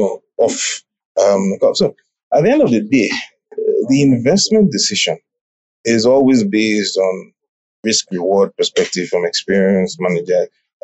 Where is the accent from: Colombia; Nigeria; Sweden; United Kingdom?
Nigeria; now in Uganda; I'm from Nigeria